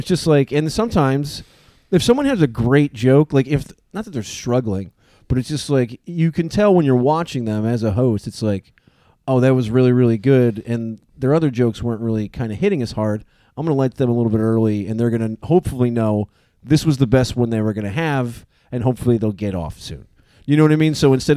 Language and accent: English; Ansonia, Connecticut, United States; we're both from Ansonia